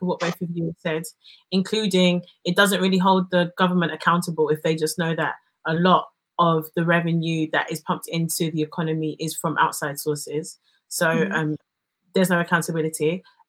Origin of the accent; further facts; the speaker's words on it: Nigeria; because we're still Nigerian